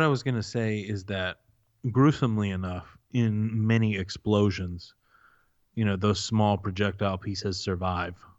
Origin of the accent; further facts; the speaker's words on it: the South, United States; We were raised in the South by families that expected us to perform to the best of our senses